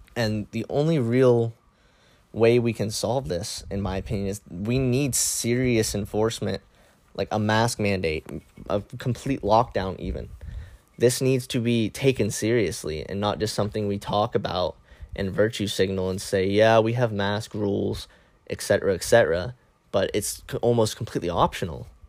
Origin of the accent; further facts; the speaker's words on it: Cambridge, United States; in my hometown, nobody wears masks. And rules aren't even enforced regarding masks. Like, I can go to the Walmart in Cambridge